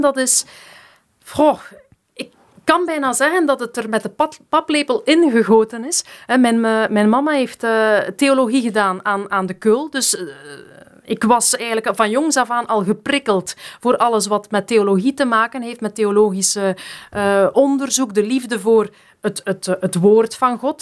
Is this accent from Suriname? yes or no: no; Geraardsbergen, Flanders, Belgium; also born or lived in Bernkastel, Germany; toen ik vier was, ben ik dan naar België verhuisd, naar Gerasbergen, opgegroeid in de Vlaamse Ardennen